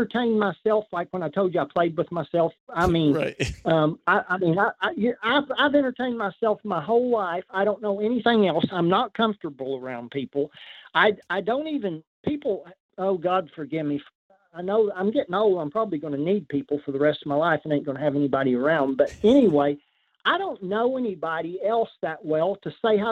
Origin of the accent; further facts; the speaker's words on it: Oklahoma, United States; in my home state, Oklahoma